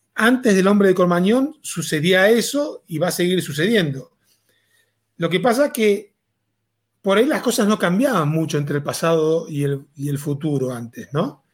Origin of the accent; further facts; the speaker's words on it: Argentina; moved away as an adult; now in Mexico; soy argentino, hace 18 años que vivo en México.